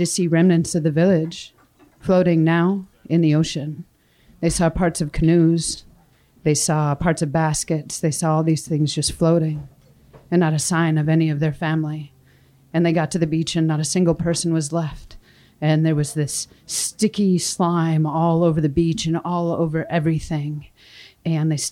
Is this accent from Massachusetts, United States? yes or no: no; Wrangell, Alaska, United States; I was born and raised a little farther south from here, you know, on Wrangell.